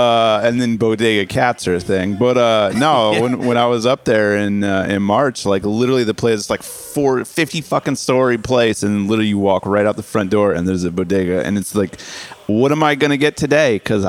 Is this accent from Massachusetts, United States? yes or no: no; South Carolina, United States; Yeah, I'm from South Carolina.